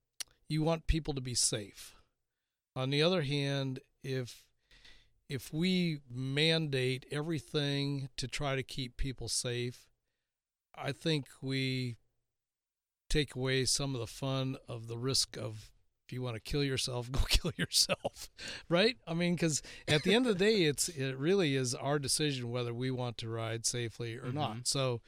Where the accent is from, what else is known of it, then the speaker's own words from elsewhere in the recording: South Dakota, United States; I can remember as a kid growing up in South Dakota